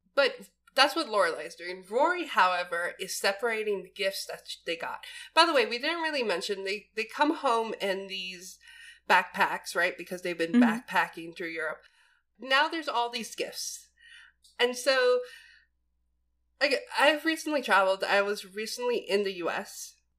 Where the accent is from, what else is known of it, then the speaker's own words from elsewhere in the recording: East Coast, United States; I'm born and raised East Coast